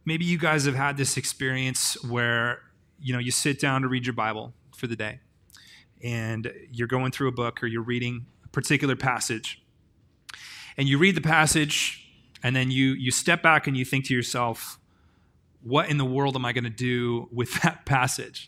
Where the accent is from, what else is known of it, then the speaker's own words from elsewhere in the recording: Grants Pass, Oregon, United States; I'm from a place called Grants Pass, and I live on tenth street in Grants Pass.